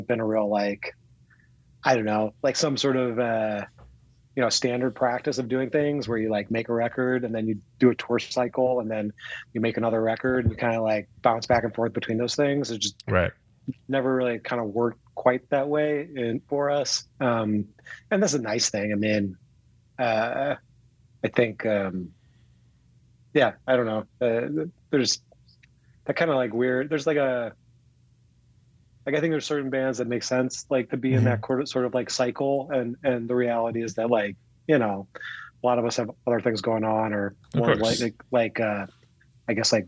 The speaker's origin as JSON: {"language": "English", "town": "Chicago", "region": "Illinois", "country": "United States", "moved": "yes", "lives_now": "Oregon, United States", "said": "I consider myself a Chicago guy for sure."}